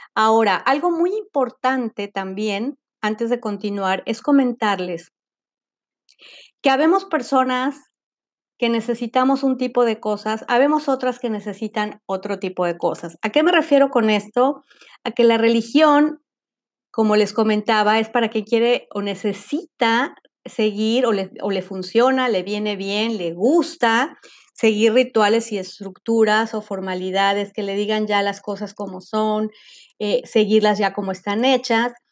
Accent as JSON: {"language": "Spanish", "country": "Mexico", "said": "como le llaman en México, de donde soy yo"}